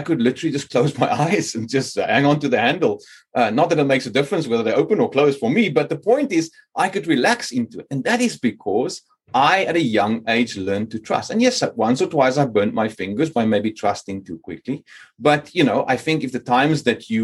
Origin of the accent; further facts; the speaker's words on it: Cape Town, Western Cape, South Africa; moved away as an adult; now in Sweden; growing up in Cape Town